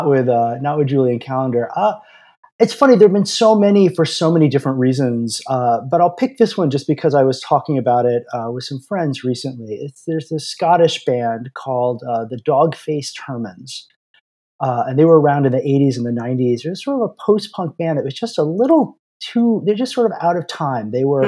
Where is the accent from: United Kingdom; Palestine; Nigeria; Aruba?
Aruba; I grew up in Aruba, which was part of the Netherlands Antilles at the time. And so like the music we would hear was very European.